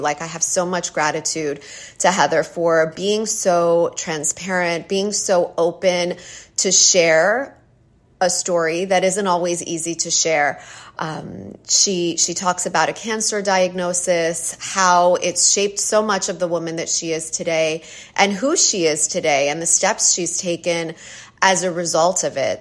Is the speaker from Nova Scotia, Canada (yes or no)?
no; Ontario, Canada; I'm from Ontario, Canada